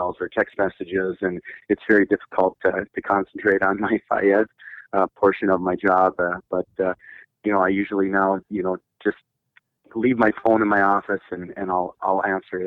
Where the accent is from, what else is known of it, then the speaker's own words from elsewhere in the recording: International Falls, Minnesota, United States; I grew up in International Falls in the 70s, and I graduated in 1985